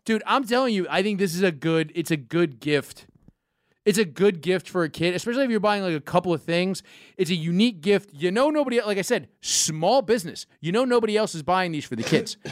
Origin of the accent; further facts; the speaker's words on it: New York, United States; growing up in New York